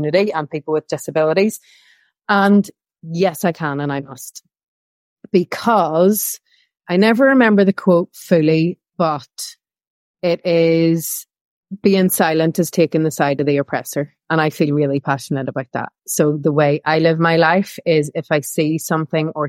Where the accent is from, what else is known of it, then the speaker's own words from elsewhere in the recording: Belfast, Northern Ireland, United Kingdom; moved away as an adult; I grew up in Northern Ireland, in Belfast, during the Troubles.